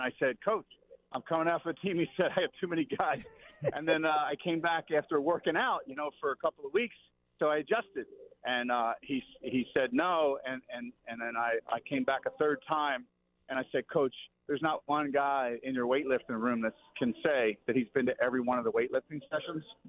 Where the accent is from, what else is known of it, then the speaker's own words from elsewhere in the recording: New Jersey, United States; I'm from South Jersey